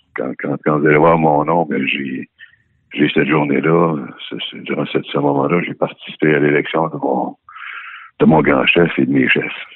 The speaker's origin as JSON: {"language": "French", "area": "Wendat", "region": "Quebec", "country": "Canada", "said": "on est en milieu urbain ici, puis, euh, on est des Wandats"}